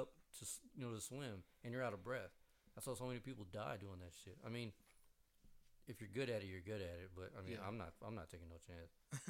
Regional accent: Tampa, Florida, United States; I was born in Tampa.

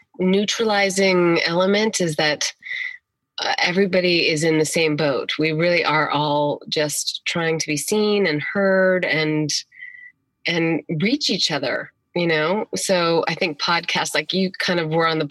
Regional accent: Iowa, United States; moved away; also born or lived in New Mexico; raised in Iowa, started working in theater locally when I was 9

